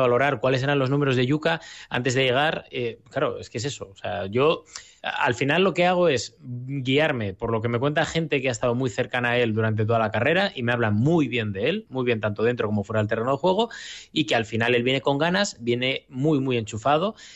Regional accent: Gijón, Asturias, Spain; como gijonés y como asturiano

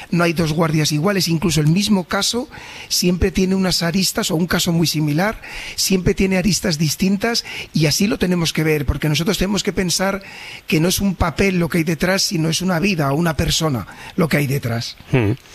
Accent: Valladolid, Castile and León, Spain; moved away as an adult; also born or lived in Sabadell; yo también soy nacido en Valladolid

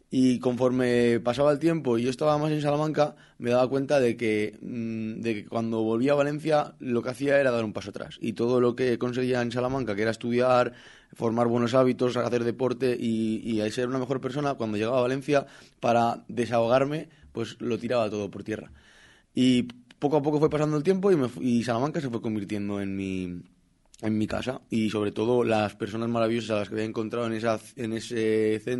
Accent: Brazil; Spanish is a second language; now in Spain; Yo soy brasileño, como ha dicho María, y cuando quise renovar mi NIE, me, me ponían la traba de que tú tienes que tener un permiso

